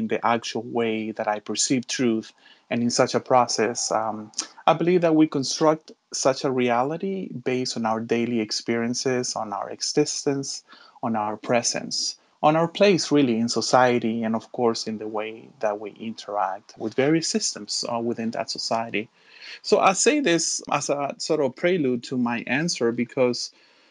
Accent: Miami, Florida, United States; also born or lived in Chile; I was born in Chile, in South America, and actually moved to the States when I was about 12 years old. So I grew up in Miami

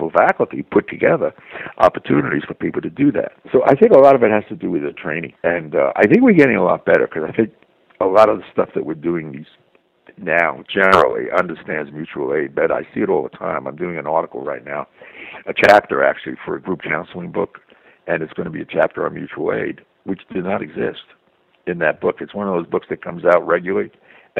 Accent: New York City, New York, United States; me growing up in Brooklyn, which I would call Brooklyn strong culture

